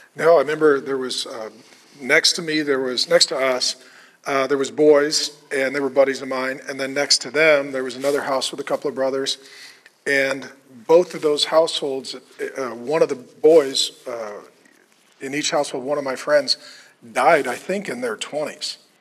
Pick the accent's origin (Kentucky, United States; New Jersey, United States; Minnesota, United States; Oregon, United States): Minnesota, United States; That was the homestead I was brought to when I was born